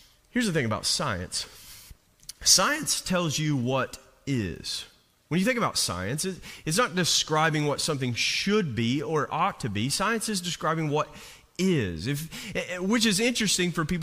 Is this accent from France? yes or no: no; Jenkins, Kentucky, United States; when I was a kid, I grew up on the Virginia state line and in coal mining country